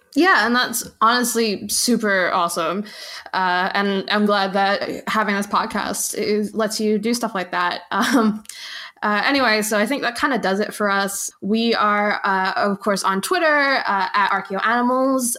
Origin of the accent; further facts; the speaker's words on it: New York, United States; growing up in New York, uh, have I have I mentioned by the way that I'm from New York